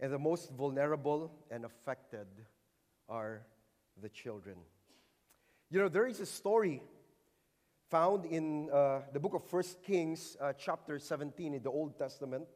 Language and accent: English; Philippines; I came from the Philippines.